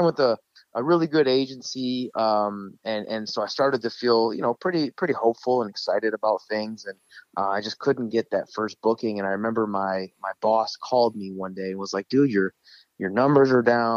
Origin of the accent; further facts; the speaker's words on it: Michigan, United States; moved away as an adult; also born or lived in Arizona; I grew up in Michigan